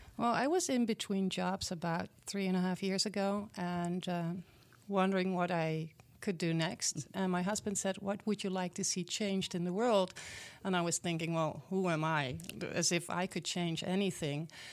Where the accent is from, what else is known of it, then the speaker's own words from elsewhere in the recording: Netherlands; English is a second language; moved away as an adult; now in Milwaukee, United States; I was born and raised in the Netherlands, in Europe